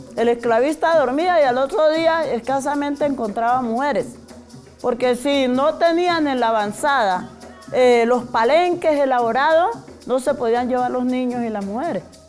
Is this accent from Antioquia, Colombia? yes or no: no; Cali, Valle del Cauca, Colombia; moved away as an adult; also born or lived in Suárez, Cauca; now in Bogotá, Colombia; nací en Suárez, Cauca, eh, me crié en Cali